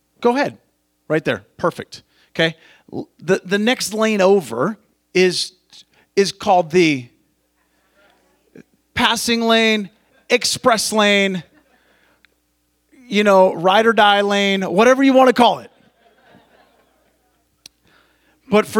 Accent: Montana, United States; now in California, United States; I grew up in Montana

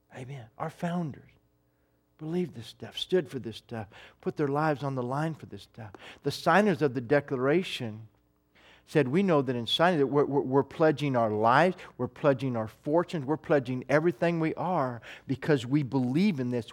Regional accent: United States; as an American

